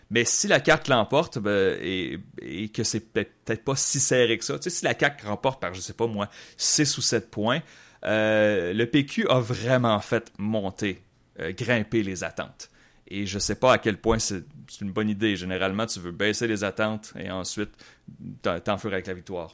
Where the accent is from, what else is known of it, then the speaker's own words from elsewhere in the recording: Quebec City, Quebec, Canada; moved away as an adult; j'ai grandi à Québec, j'étais en banlieue de Québec